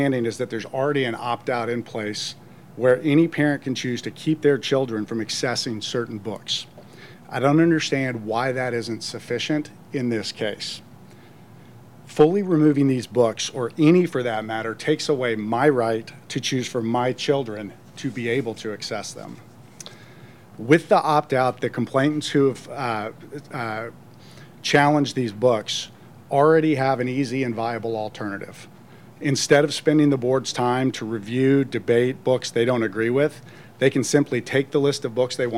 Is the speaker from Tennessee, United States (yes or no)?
yes; Nashville, Tennessee, United States; I was born and raised in the Nashville area, spent most of my life here.